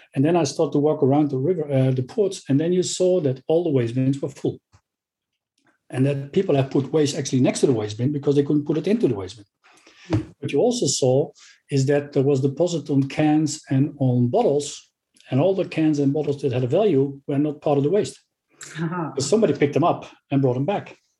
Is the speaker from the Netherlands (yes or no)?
yes; Netherlands; Already in my home country, the Netherlands